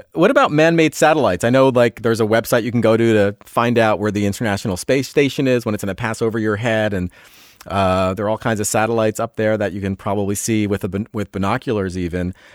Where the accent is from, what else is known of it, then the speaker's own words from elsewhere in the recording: New York metropolitan area, United States; I grew up in the New York metropolitan area